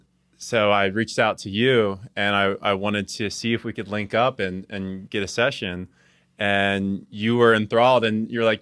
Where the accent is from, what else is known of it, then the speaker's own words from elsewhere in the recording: New Jersey, United States; because I'm originally from New Jersey